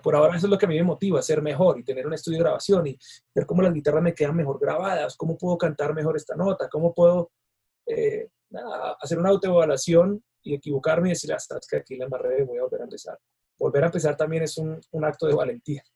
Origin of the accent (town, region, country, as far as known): Colombia